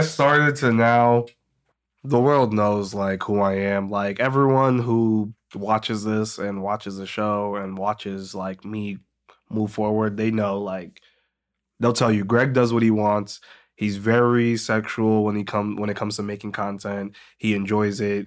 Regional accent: Medway, Massachusetts, United States; moved away as an adult; also born or lived in Boston; grew up in Medway, Massachusetts.

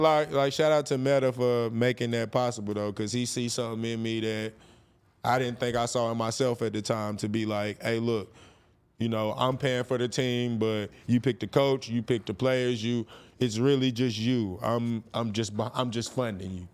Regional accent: North Carolina, United States; moved away as an adult; now in California, United States; I moved to California from, I'm from North Carolina

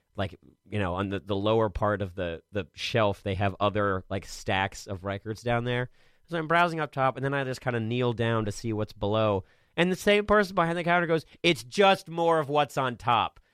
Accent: Maryland, United States; I'm from Maryland and I live here

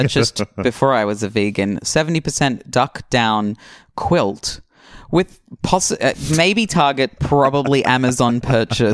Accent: Australia; growing up in Australia

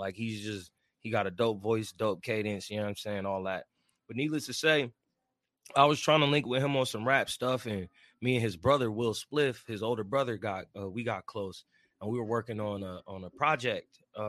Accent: Missouri, United States; now in San Diego, United States; I ain't originally from here. I'm originally from Missouri. I moved around a lot. I touched down in Esco, been out in San Diego County.

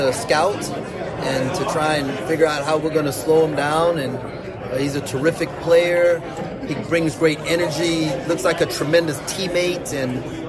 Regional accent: Texas, United States; also born or lived in Trinidad / St. Croix / Minnesota; I was born in Trinidad. I was raised in St. Croix. I grew up in Texas. I lived in Minnesota for a while.

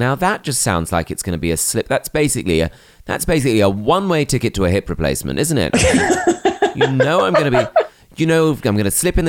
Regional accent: Bromley, London, United Kingdom; Cheryl Baker is from Bromley, like me.

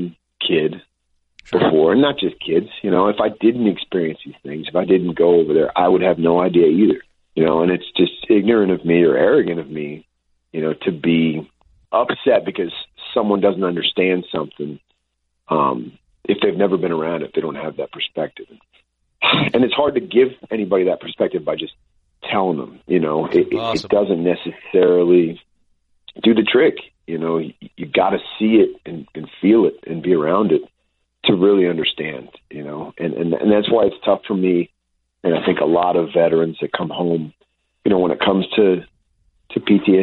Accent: United States; I was born in America

